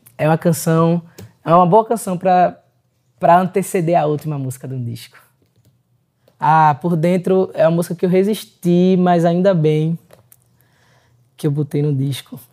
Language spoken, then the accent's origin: Portuguese; Pernambuco, Brazil; sou pernambucano